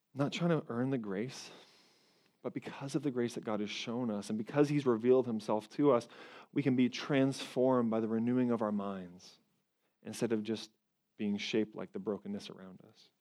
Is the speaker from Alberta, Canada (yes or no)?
no; Toronto, Ontario, Canada; I'm from Canada, up in Toronto